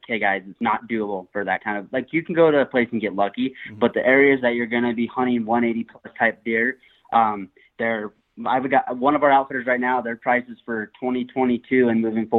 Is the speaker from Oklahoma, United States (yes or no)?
no; Evanston, Wyoming, United States; I'm from Evanston, Wyoming. Gonna be 26 in like a couple days here, so I feel like I'm getting older by the minute. But yeah, I kind of just grew up out here in the West